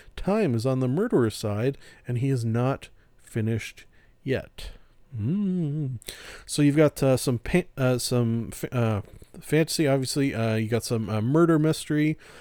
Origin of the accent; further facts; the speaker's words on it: Canada; I'm Canadian